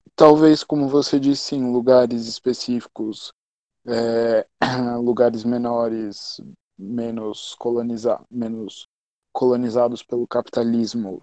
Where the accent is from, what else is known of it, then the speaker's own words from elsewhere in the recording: Brazil; nós que somos brasileiros